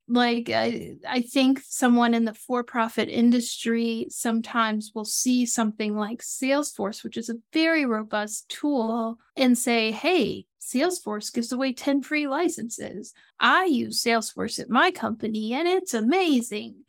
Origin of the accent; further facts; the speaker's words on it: Atlanta, Georgia, United States; now in South Florida, United States; I live in South Florida and I'm from Atlanta, Georgia